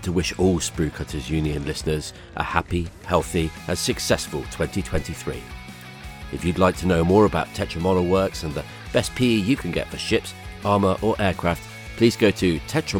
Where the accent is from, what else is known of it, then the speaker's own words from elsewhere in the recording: England, United Kingdom; I'm English.